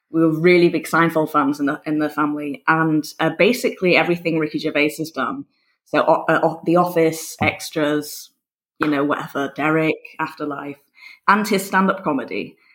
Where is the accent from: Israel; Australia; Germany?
Germany; Berlin; also born or lived in United States / England; so basically, after I was born in Berlin, three weeks later we moved to America for three years, and then after America we moved to England, and then after England we moved to Berlin when I was ten. And my parents are English